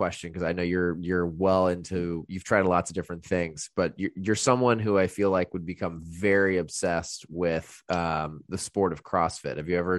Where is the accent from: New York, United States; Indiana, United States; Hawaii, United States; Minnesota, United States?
Indiana, United States; which I came from Indiana, $250 for, I didn't even know they had gyms for that much when I moved here.